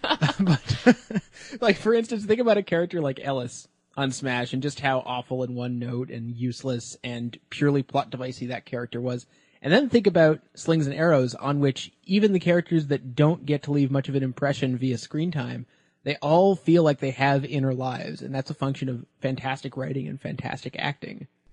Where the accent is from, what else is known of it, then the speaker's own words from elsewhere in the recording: Canada; it's not news that I'm Canadian, and, uh, that means that growing up, I, uh, was subjected to a lot of terrible English Canadian television.